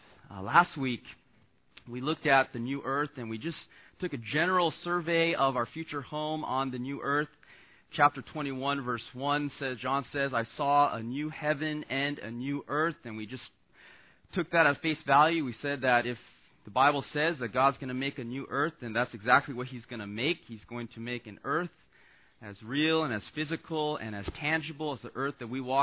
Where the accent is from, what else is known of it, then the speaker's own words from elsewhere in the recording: Los Angeles, California, United States; I was born and raised in Los Angeles